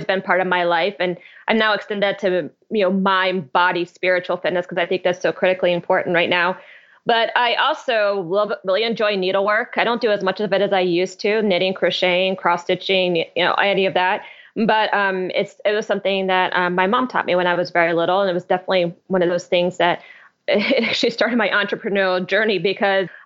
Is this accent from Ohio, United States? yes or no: yes; Columbus, Ohio, United States; I grew up in Columbus, Ohio, so very, you know, Midwestern city